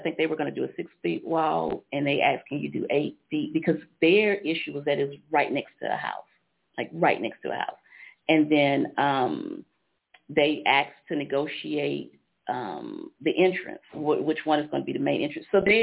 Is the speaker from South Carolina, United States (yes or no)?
yes; Columbia, South Carolina, United States; I grew up in Greenview and I was on Sansa Circle